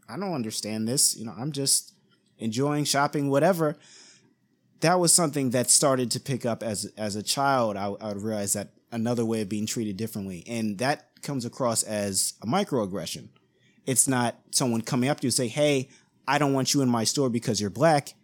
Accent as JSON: {"language": "English", "region": "East Coast", "country": "United States", "tie": "born or raised there", "said": "the neighborhood that I grew up in, I'm from the East Coast"}